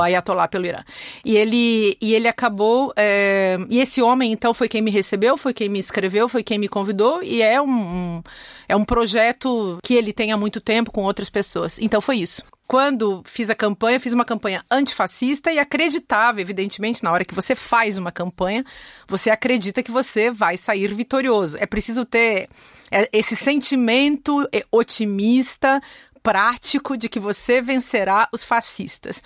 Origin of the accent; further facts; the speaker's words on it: Brazil; moved away as an adult; sempre fui muito feliz no meu país